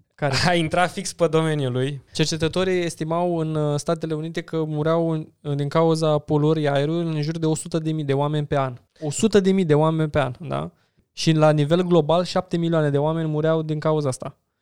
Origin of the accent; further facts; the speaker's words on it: Romania; noi ca români